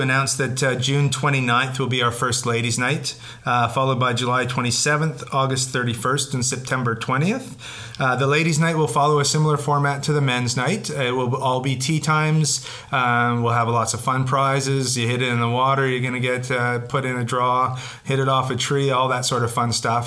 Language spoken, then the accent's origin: English; British Columbia, Canada; as British Columbians